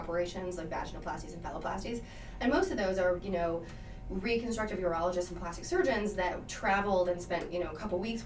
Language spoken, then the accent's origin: English; Michigan, United States; moved away as an adult; now in Wisconsin, United States; So I am from Michigan, and I went to the University of Michigan for medical school.